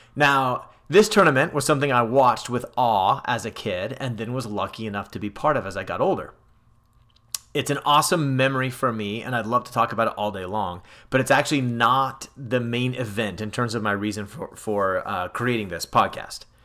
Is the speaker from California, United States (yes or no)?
yes; California, United States; Growing up in California